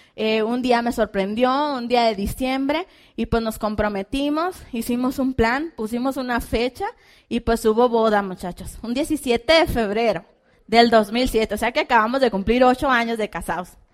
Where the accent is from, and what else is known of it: Hermosillo, Sonora, Mexico